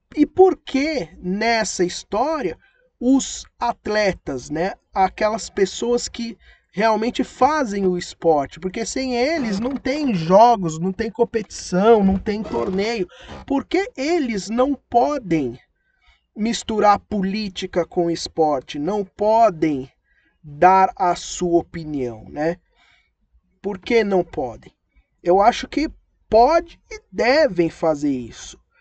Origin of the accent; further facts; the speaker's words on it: Brazil; a gente somos brasileiros